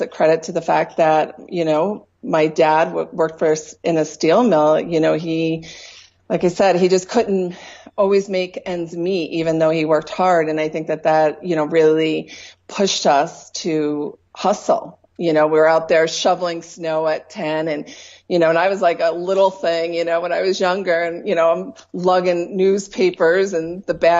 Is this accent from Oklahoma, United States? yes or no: no; Troy, New York, United States; moved away as an adult; now in Colorado, United States; I was born and raised in Troy, New York